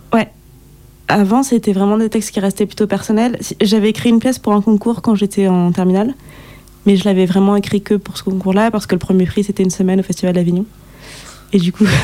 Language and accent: French; Guadeloupe; je suis guadeloupéenne